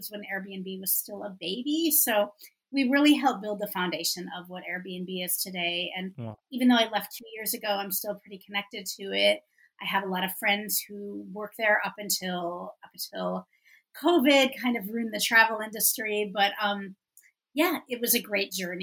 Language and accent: English; San Francisco, California, United States; moved away as an adult; now in Madrid, Spain; I'm a city girl. I'm from San Francisco